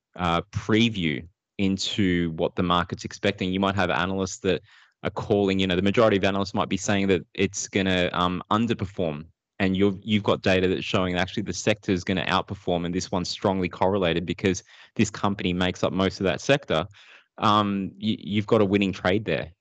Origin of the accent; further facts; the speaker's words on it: Sydney, New South Wales, Australia; also born or lived in Philippines; I grew up in Sydney. Uh, I, with my family, moved there, uh, at the age of two. So we moved from the Philippines, migrated over here